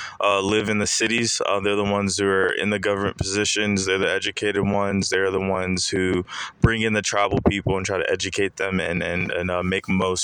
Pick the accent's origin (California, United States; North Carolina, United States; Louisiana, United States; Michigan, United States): North Carolina, United States; Charlotte; born or raised there; also born or lived in Freetown, Sierra Leone / New Jersey